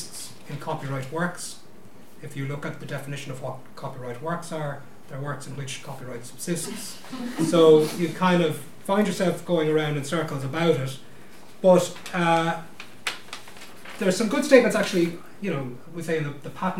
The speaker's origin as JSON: {"language": "English", "town": "Limerick", "region": "Munster", "country": "Ireland", "also_born_or_lived": "Dublin", "said": "I'm from Limerick. I am a simple country solicitor."}